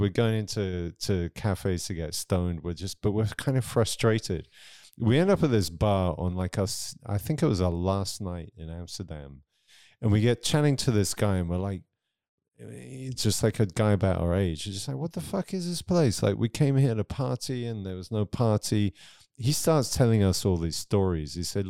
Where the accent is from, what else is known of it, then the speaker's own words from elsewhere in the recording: South East England, United Kingdom; Near Southampton.